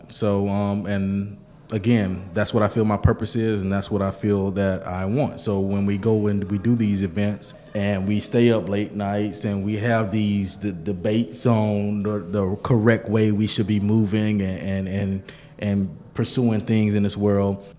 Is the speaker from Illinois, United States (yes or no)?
no; Bainbridge, Georgia, United States; I'm from Bainbridge, Georgia, small city, 30 minutes north of Tallahassee, Florida